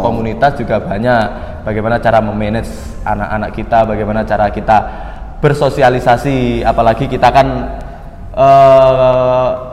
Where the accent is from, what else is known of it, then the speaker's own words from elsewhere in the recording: Blitar, East Java, Indonesia; moved away as an adult; now in Malang, Indonesia; saya perantau dari Blitar. Saya masuk ke Malang ini untuk kuliah